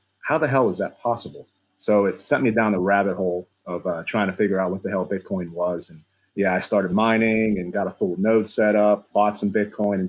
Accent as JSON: {"language": "English", "town": "Pittsburgh", "region": "Pennsylvania", "country": "United States", "tie": "born or raised there", "also_born_or_lived": "East Coast of the U.S.", "moved": "as an adult", "lives_now": "Ohio, United States", "said": "I'm born and raised in Pittsburgh, Pennsylvania"}